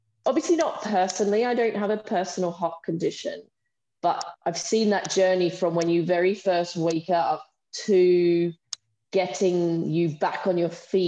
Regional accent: Australia; moved away as an adult; now in United Kingdom; I'm from Australia, so I did my nursing training in Australia. And then a few years after that, I moved to the UK

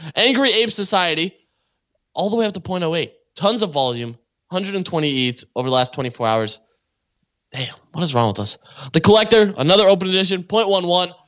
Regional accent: Canada; I, I am also Canadian

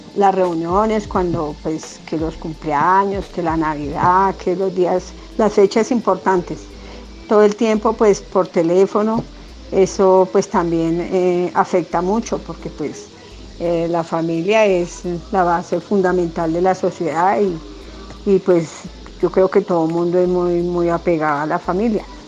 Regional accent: Colombia; nosotros como colombianos

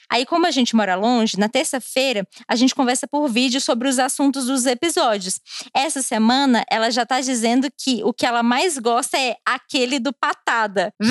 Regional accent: Goiás, Brazil; É, eu sou goiana e quando o micro, micróbio do caralho passar, a gente vai comer uma pamonha no Gerivá.

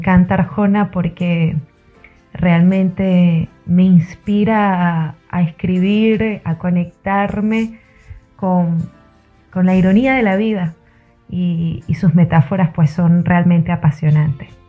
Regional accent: Venezuela; now in Argentina; soy venezolana, actualmente viviendo en Argentina, periodista, locutora.

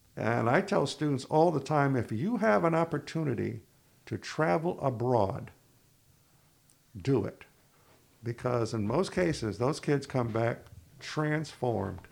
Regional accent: Ithaca, New York, United States; now in Plattsburgh, United States; I was from Ithaca

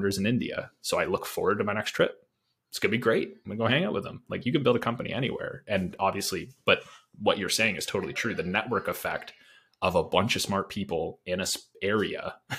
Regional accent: Canada; as a Canadian

